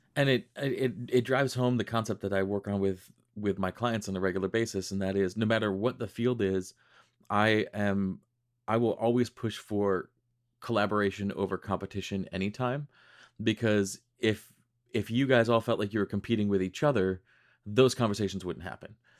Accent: Rochester, New York, United States; I grew up in Western New York. I grew up in Rochester.

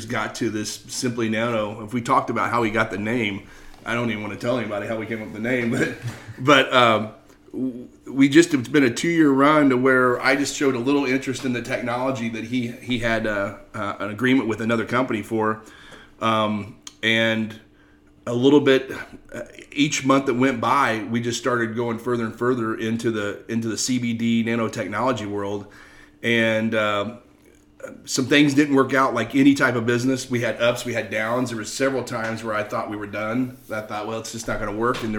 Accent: Indianapolis, Indiana, United States; also born or lived in Carmel, Indiana; I'm from Indianapolis originally, live in Carmel now

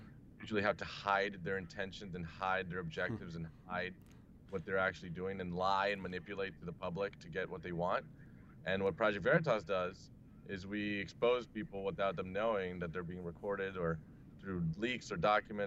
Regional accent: Brazil; now in United States; I am from Brazil originally, I've been living in the U.S. for about 15 years now.

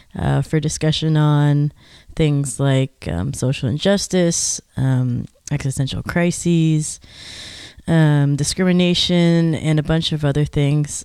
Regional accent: Georgia, United States; I'm from Georgia.

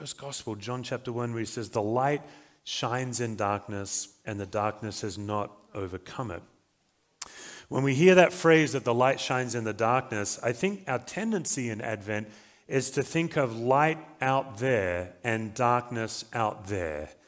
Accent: Australia; now in Colorado, United States; I'm an Australian, as you can probably tell, but I do live in Colorado

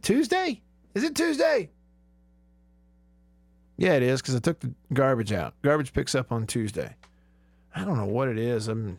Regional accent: Alabama, United States; I grew up in Alabama. Sure did. Around a lot of those Alabama folks.

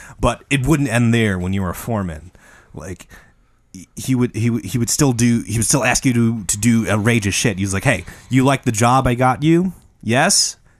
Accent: Midwest, United States; I'm from the Midwest.

